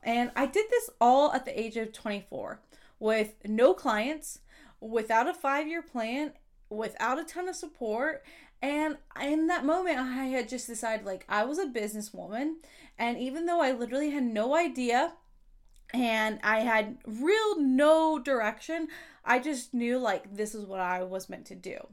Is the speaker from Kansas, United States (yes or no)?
yes; Kansas, United States; now I'm on a list of thirty under thirty in my home state